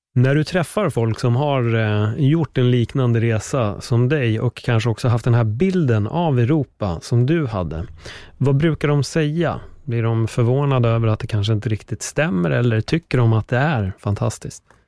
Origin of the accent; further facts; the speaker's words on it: Sweden; nu är jag uppväxt här